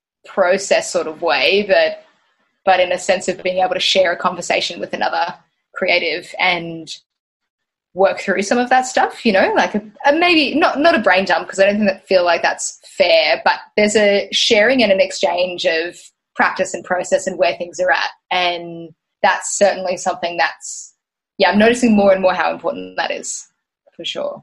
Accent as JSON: {"language": "English", "town": "Tweed Heads", "region": "New South Wales", "country": "Australia", "tie": "born or raised there", "also_born_or_lived": "Gold Coast, Queensland / Brisbane", "moved": "as an adult", "said": "I grew up in Tweed Heads, so technically not the Gold Coast, but right on the border. I mean, I did. I grew up on the Gold Coast"}